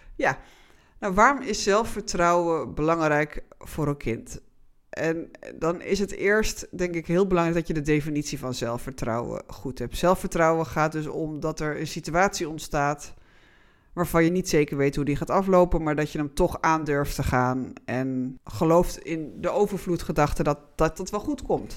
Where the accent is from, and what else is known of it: Netherlands